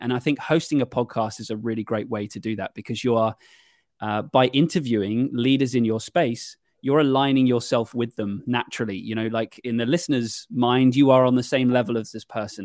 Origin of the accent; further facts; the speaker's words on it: United Kingdom; as a Brit